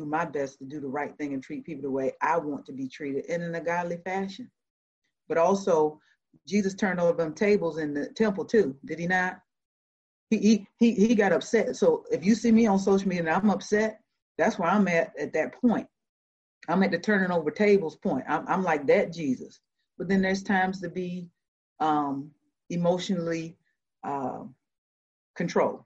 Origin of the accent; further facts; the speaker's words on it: Georgia, United States; moved away as an adult; also born or lived in Savannah, Georgia / Decatur, Georgia; So I grew up in Georgia. I'm a Georgia peach.